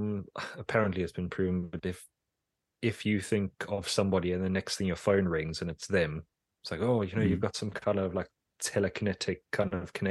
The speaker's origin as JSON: {"language": "English", "country": "South Africa", "moved": "as an adult", "lives_now": "England", "said": "I think of myself as South African still, but really I've been here so long now"}